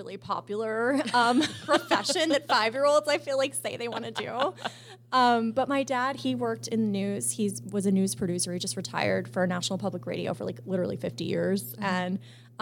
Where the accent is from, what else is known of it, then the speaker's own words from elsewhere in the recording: Rockville, Maryland, United States; moved away as an adult; also born or lived in Arizona; But I grew up in a suburb of Washington, D.C. It's mm-hmm. called Rockville, Maryland. And I lived there till I was 18